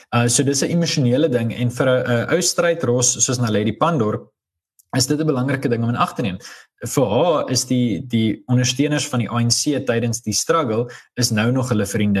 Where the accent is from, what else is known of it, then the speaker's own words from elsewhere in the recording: South Africa; ons as Afrikaners